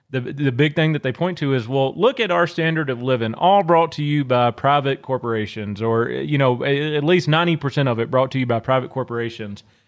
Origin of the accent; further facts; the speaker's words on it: Northeast Louisiana, United States; moved away; I'm originally from Louisiana. I grew up in a very, very small town in Northeast Louisiana.